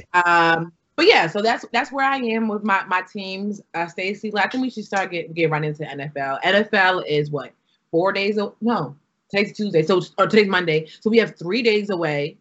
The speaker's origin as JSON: {"language": "English", "town": "New York City", "region": "New York", "country": "United States", "tie": "born or raised there", "said": "I'm originated from New York City, um, New York"}